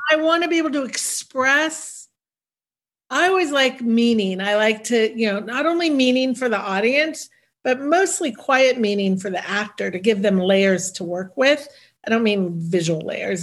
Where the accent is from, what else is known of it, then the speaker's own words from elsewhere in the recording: the Bay Area, California, United States; also born or lived in New York; now in Los Angeles, United States; I was raised in the Bay Area